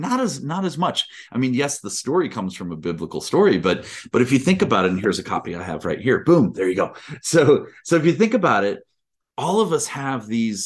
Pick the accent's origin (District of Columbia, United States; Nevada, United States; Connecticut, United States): District of Columbia, United States; Washington; born there; I was born in Washington, D.C. Years and years and years ago.